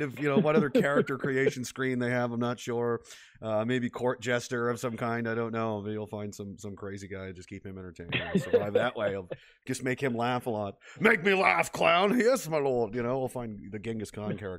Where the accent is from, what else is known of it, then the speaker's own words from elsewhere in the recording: Nova Scotia, Canada; moved away; I'm from Nova Scotia originally